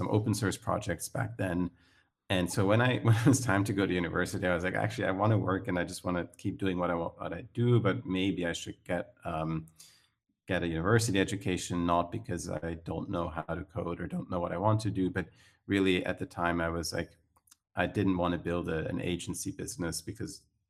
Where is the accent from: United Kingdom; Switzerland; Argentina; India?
Switzerland; Zurich; accent: Swiss; I grew up in Switzerland, in Zurich, to be precise.